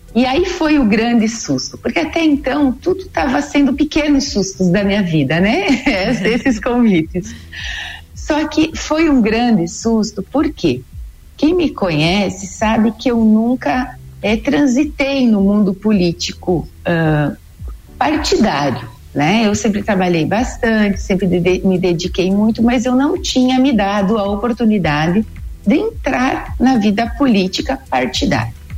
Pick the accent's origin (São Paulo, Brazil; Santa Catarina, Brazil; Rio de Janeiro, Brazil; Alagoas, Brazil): Santa Catarina, Brazil; Treze Tílias; eu sou natural de Treze Tilhas, ali do meio oeste